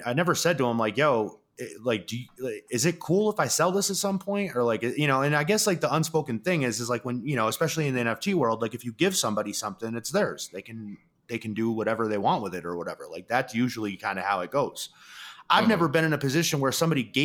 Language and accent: English; New York, United States; I'm from New York.